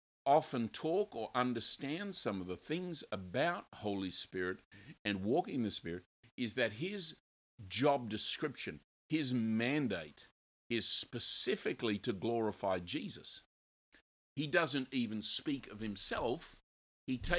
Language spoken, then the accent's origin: English; Australia; I grew up in Australia